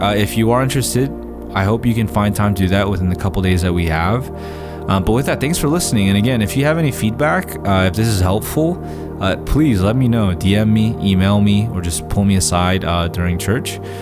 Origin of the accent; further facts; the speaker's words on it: United States; as, as American readers